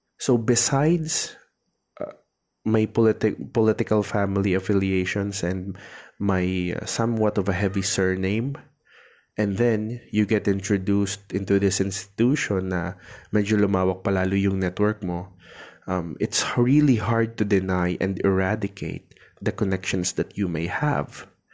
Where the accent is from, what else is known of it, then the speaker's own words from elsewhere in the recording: Tabaco, Bicol Region, Philippines; yung minor seminary kasi namin dito dito sa amin sa Tabaco City